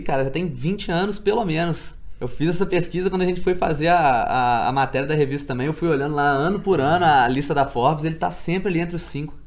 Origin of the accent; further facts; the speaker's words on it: Minas Gerais, Brazil; also born or lived in Juiz de Fora; eu sou lá de Minas, moro em Juiz de Fora